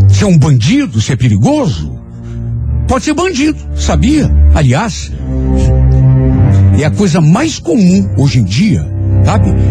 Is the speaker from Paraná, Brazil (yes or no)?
yes; Ribeirão do Pinhal, Paraná, Brazil; moved away as an adult; Principalmente amigos que eu tinha deixado lá na minha cidade. Eu sou de Ribeirão do Pinhal. Vim de lá logo depois que me casei. Na época estava com 27 anos e já estava grávida do meu primeiro filho.